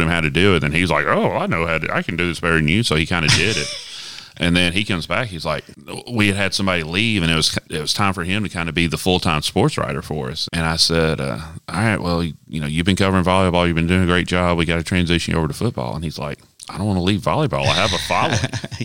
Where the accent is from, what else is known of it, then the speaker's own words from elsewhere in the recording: Florence, Alabama, United States; moved away as an adult; also born or lived in Cullman, Alabama; now in Jackson, United States; I grew up in Florence, Alabama